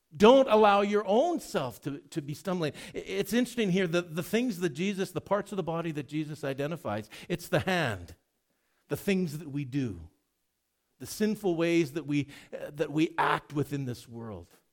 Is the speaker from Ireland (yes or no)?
no; Edmonton, Alberta, Canada; Growing up in Edmonton